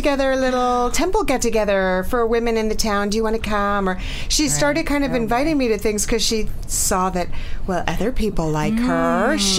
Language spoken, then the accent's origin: English; New York City, New York, United States; moved away as an adult; now in New Jersey, United States; I am an Upper East Side girl, born and raised on the Upper East Side. Born and raised on the Upper East Side, and went kicking and screaming to New Jersey when my son was in fourth grade.